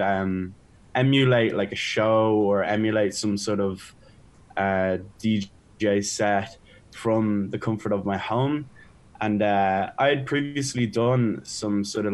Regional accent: Dublin, Leinster, Ireland; overlooking Dublin. It's my home town

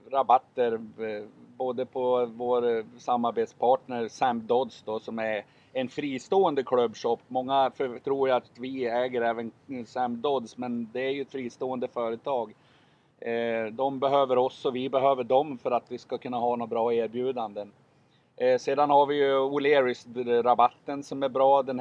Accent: Sundsvall, Västernorrland County, Sweden; i Sundsvall där jag är ifrån.

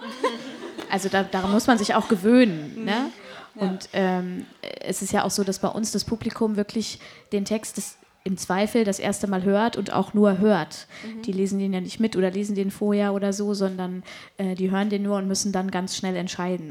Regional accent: Hanover, Lower Saxony, Germany; bei uns in Hannover

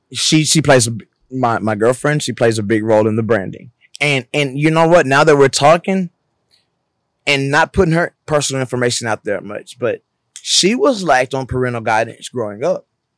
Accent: Mobile, Alabama, United States; moved away as an adult; now in California, United States; We met in Alabama. We're both born and raised in Alabama.

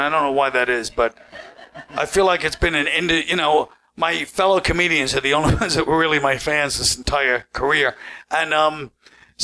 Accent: New York City, New York, United States; I grew up in Brooklyn, where everybody had a different accent

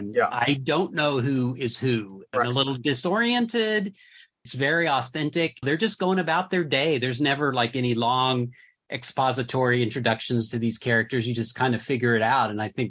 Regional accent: Enid, Oklahoma, United States; I grew up in Enid, Oklahoma. It was a town of about 55,000, mid-sized, I guess. And I was in a suburban type neighborhood, you know, houses down the street.

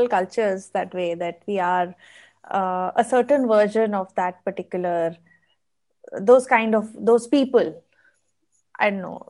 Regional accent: Noida, Delhi, India; moved away as an adult; now in Dubai, United Arab Emirates; I've always lived in Delhi, Noida to be precise, right, which is a satellite town of Delhi.

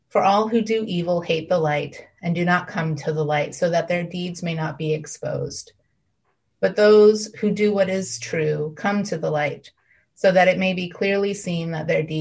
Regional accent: Midwest, United States; I grew up in the Midwest and i definitely seen those throw pillows

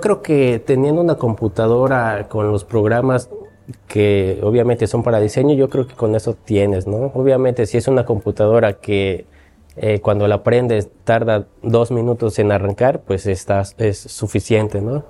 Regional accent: Xalapa, Veracruz, Mexico; Yo soy de Jalapa, toda mi vida he vivido aquí

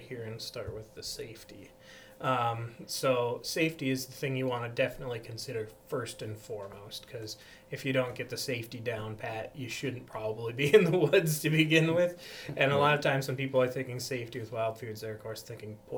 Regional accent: Backus, Minnesota, United States; I'm a local boy. I was born and raised in the Bacchus area

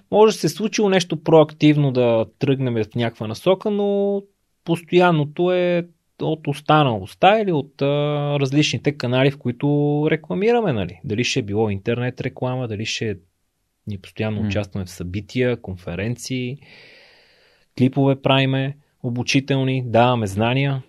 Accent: Sofia, Sofia City, Bulgaria; аз съм си от София, имал съм си апартамент

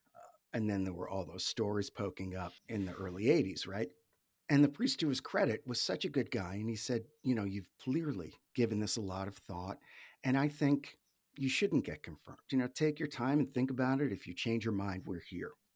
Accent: New England, United States; Grew up in New England, in the States.

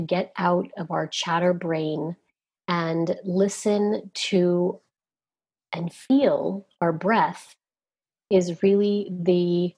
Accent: Southern Virginia, United States; as a young child growing up in Southern Virginia

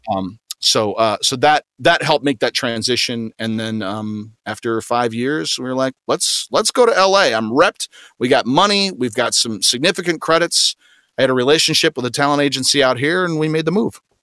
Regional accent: Grand Rapids, Michigan, United States; I'm from Grand Rapids, Michigan, uh, like the south side of Grand Rapids, Michigan, in a little community called Cutlerville

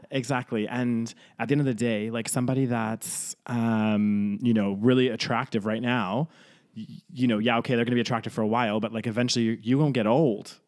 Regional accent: Canada; also born or lived in United Kingdom; now in Spain; I grew up in Canada, I feel more Canadian than I do British.

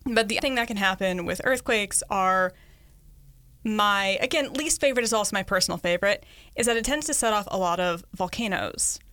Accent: Connecticut, United States; moved away as an adult; also born or lived in Los Angeles; I grew up in Connecticut where we have rain, we have snowstorms

